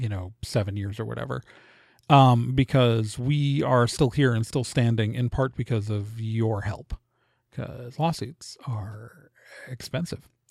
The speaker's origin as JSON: {"language": "English", "town": "Milwaukee", "region": "Wisconsin", "country": "United States", "tie": "born or raised there", "also_born_or_lived": "Chicago area, Illinois / Indiana", "moved": "yes", "said": "I grew up in Milwaukee mostly, but my parents are both from Illinois"}